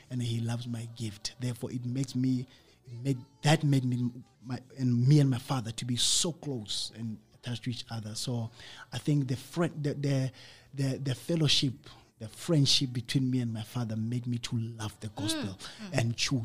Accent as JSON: {"language": "English", "town": "Koster", "region": "North West", "country": "South Africa", "tie": "born or raised there", "also_born_or_lived": "Rustenburg", "said": "I was born in Rustenburg, but we grew up in Koster. Koster is a town not far from Rustenburg, 30 minutes about"}